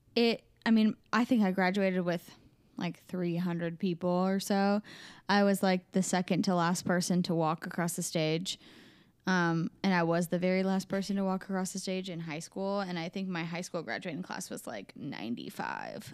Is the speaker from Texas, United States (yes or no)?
no; Des Moines, Iowa, United States; I was born in Des Moines, and I grew up in Des Moines, and I currently live